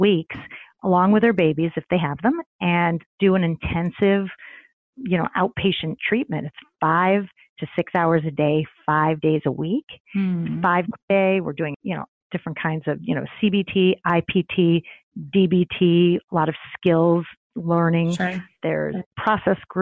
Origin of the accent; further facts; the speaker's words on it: Midwest, United States; now in New York City, United States; I grew up in the Midwest